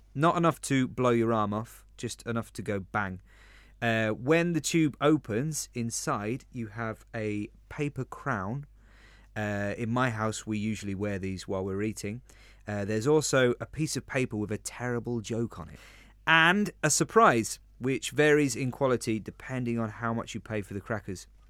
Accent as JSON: {"language": "English", "region": "London", "country": "United Kingdom", "moved": "yes", "lives_now": "Spain", "said": "I am from London, or the Big Smoke"}